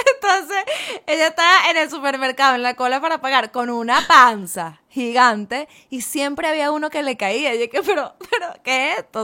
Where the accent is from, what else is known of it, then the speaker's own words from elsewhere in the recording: Venezuela; moved away as an adult; now in Spain; yo vengo de Venezuela